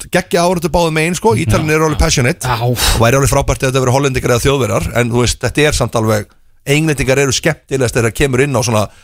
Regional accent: Iceland; Og ég segi nei, við erum Íslandingar

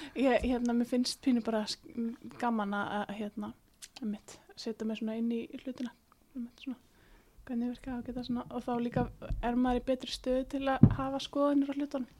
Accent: Iceland

